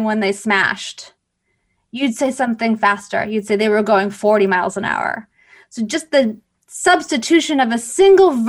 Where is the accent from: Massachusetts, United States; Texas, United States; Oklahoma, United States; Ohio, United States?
Massachusetts, United States; Boston; I'm from Boston.